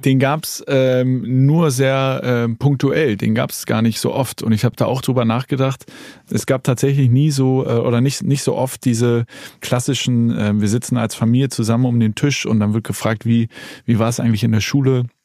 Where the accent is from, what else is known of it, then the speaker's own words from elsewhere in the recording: Hamburg, Germany; bin ich sozusagen äh, aufgewachsen in Hamburg.